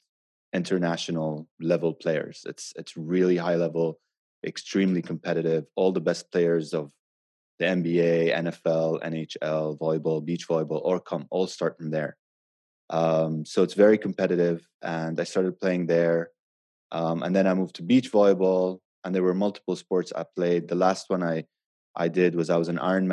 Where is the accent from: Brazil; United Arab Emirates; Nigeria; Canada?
United Arab Emirates; Abu Dhabi; now in Dubai, United Arab Emirates; I grew up in Abu Dhabi